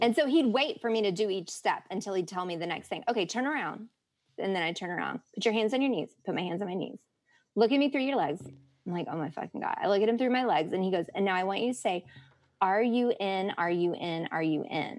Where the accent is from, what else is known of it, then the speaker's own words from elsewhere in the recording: the South, United States; growing up in the South